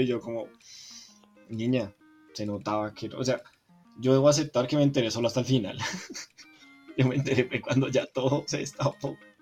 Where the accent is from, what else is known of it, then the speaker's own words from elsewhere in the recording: Colombia; Yo soy de Colombia